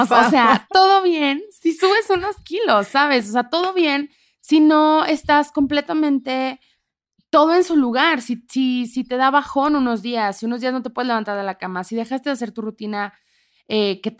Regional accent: Ciudad Juárez, Chihuahua, Mexico; moved away as an adult; also born or lived in Tamaulipas; now in Mexico City, Mexico; yo soy justo de nacida en Tamaulipas, crecida en Ciudad Juárez, Chihuahua, con familia en Monterrey y Monclova, Coahuila.

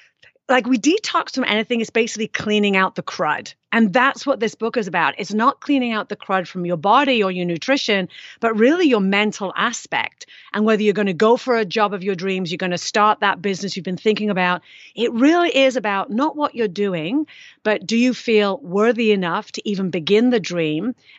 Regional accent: United Kingdom; I am British.

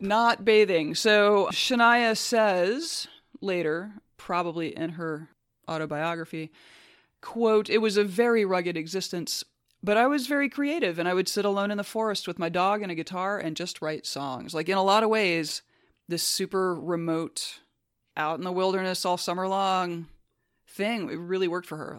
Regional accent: United States; As an American

